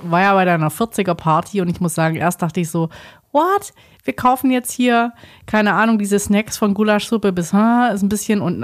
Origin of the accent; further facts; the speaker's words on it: Southern Germany, Germany; Ich komme aus dem Süden